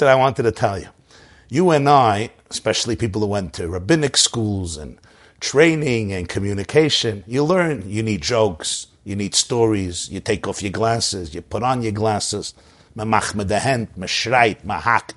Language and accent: English; New York City, New York, United States; born or raised there